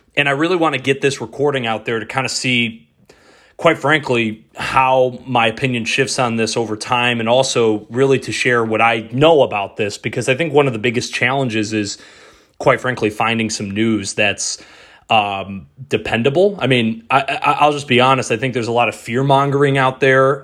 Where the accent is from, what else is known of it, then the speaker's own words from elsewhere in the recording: Detroit, Michigan, United States; moved away; my hometown radio station, ninety-seven point one The Ticket, back in Detroit.